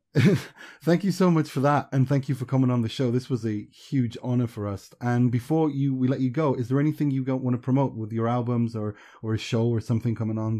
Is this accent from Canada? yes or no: no; Sweden; also born or lived in Iran; I'm a refugee from Iran, and we grew up in Sweden.